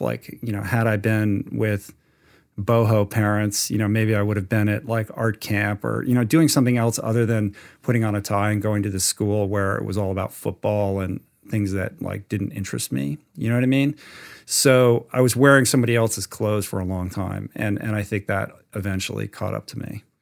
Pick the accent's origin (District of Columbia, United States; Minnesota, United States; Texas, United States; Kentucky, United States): District of Columbia, United States; Washington; moved away as an adult; also born or lived in California; I grew up in Washington, D C